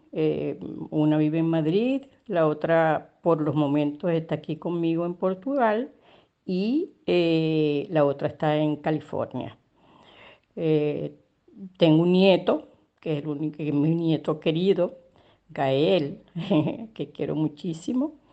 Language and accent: Spanish; Caracas, Capital District, Venezuela; Nací en Caracas, Venezuela, en la parroquia San Juan. Eh, bueno, en, mi infancia tuve una infancia realmente muy feliz